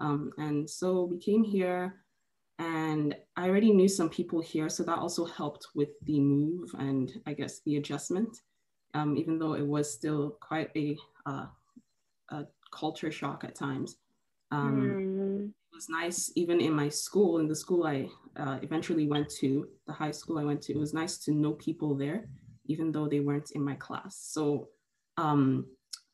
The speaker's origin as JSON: {"language": "English", "country": "Nigeria", "tie": "born or raised there", "moved": "yes", "lives_now": "Canada", "said": "I was born in Nigeria and I lived there for a lot of almost 7 years. Then I moved, and then I moved back to Nigeria, and now I moved to Canada. So I am Nigerian"}